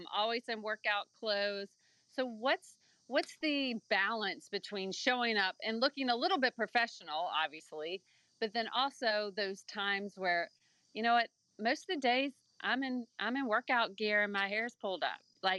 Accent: the South, United States; And I grew up in the South, so you always were supposed to look put together and that's how you were groomed and how you grew up.

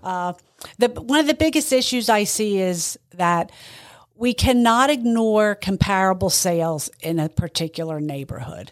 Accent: Boyertown, Pennsylvania, United States; I grew up in the Valley Boyer town

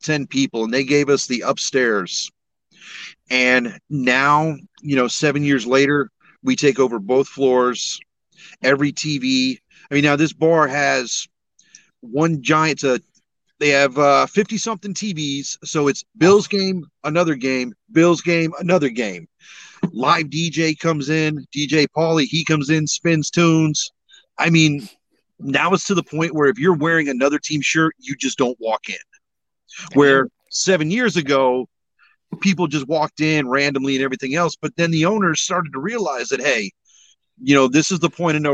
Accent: Batavia, New York, United States; now in Orlando, United States; I'm from Batavia. A lot of my family's buried up in Elba.

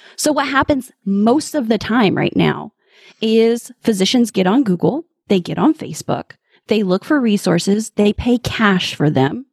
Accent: Midwest, United States; I'm from the Midwest

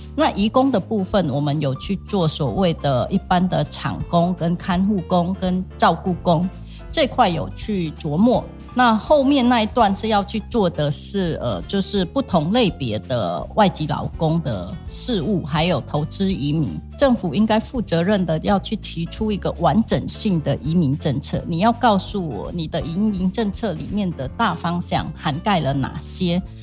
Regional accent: Cambodia; Chinese is a second language; moved away as an adult; also born or lived in Changhua, Taiwan; now in Taiwan; 我是柬埔寨的，嗯。因为讲话有口音

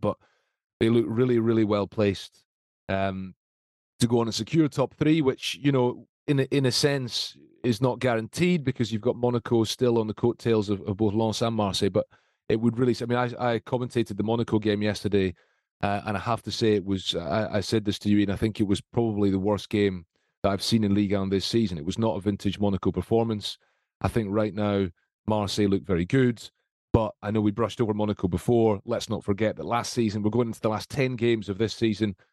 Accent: Scotland, United Kingdom; I say this as a Scot, I say this as a Scotsman

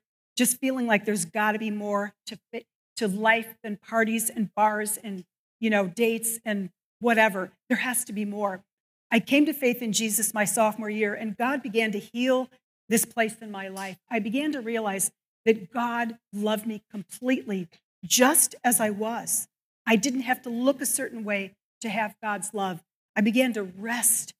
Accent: Evanston, Illinois, United States; also born or lived in Northbrook, Illinois; I grew up in Evanston and then Northbrook.

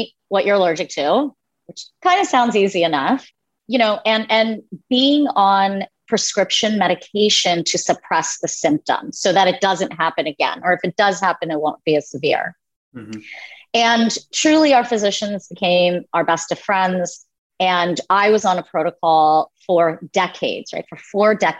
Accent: Philadelphia, Pennsylvania, United States; born or raised there

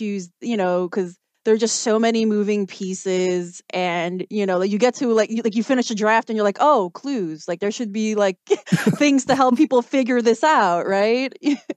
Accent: Chicago, Illinois, United States; I was born and raised in Chicago

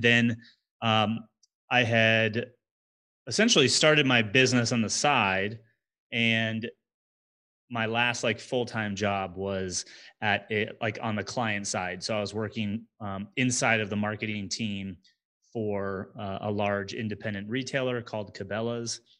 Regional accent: New Jersey, United States; moved away as an adult; now in Denver, United States; I grew up in New Jersey in the United States

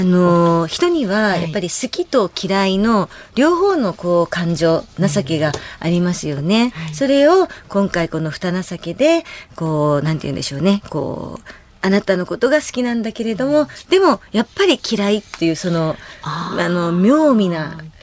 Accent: Tokyo, Japan; 私の地元の場所がキャベツ発祥の地

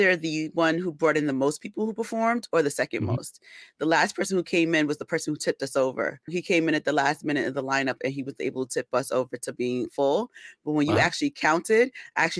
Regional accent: New York City, New York, United States; I'm actually from the Bronx.

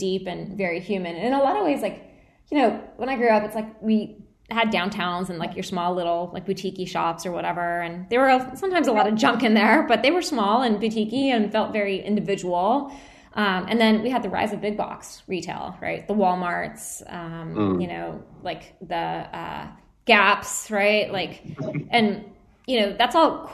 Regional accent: United States; I'm Indian American, right? Like, that's my nationality, or I guess ethnicity. I don't know. I guess I'm American

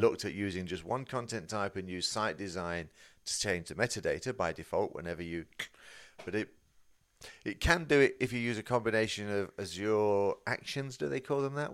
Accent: United Kingdom; I'm British

